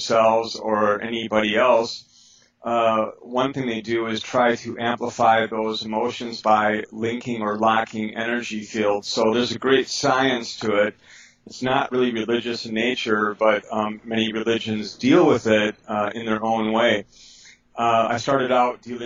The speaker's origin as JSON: {"language": "English", "town": "Milwaukee", "region": "Wisconsin", "country": "United States", "tie": "born or raised there", "said": "I grew up in Milwaukee, Wisconsin"}